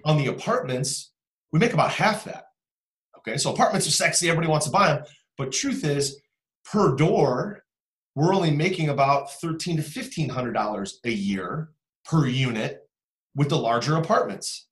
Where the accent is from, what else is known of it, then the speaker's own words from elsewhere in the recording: Cleveland, Ohio, United States; I'm from Cleveland